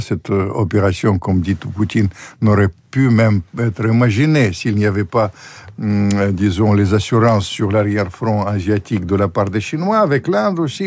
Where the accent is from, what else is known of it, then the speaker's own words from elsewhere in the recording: Ukraine; moi je suis ukrainien